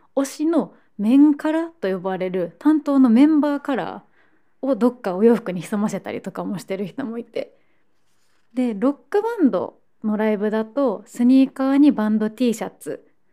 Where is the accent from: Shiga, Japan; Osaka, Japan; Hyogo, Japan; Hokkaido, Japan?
Osaka, Japan; moved away as an adult; now in Tokyo, Japan; 高校生の時にあのサロンモデルのスカウトからスタートしてで、まあ、そのまま大阪で活動して